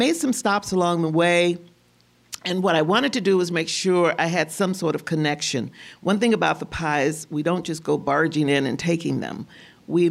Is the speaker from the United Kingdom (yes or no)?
no; Tennessee, United States; now in Minnesota, United States; I'm from Tennessee originally